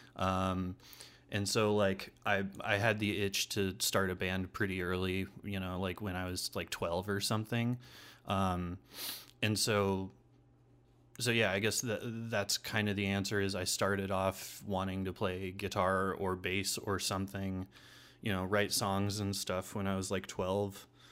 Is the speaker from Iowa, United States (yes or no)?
yes; Des Moines, Iowa, United States; also born or lived in Kelly, Iowa / Ames, Iowa / Portland, Oregon / Creston, Iowa; I pretty much grew up in Des Moines